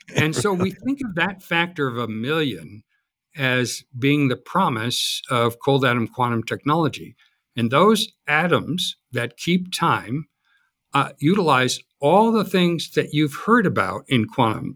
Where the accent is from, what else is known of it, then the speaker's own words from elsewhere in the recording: Chicago, Illinois, United States; I grew up in Chicago